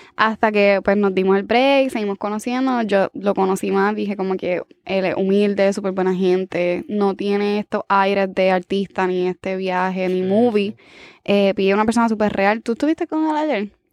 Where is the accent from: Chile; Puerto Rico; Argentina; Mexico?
Puerto Rico; San Sebastián; soy de San Sebastián